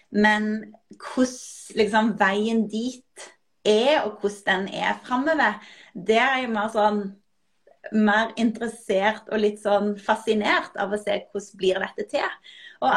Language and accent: Norwegian; Norway; jeg er jo norsk, så jeg, jeg, har jo ikke engelsk som morsmål